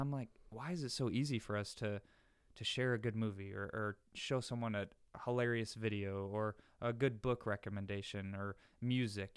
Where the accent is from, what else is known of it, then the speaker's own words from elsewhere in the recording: the North, United States; moved away; I'm from the North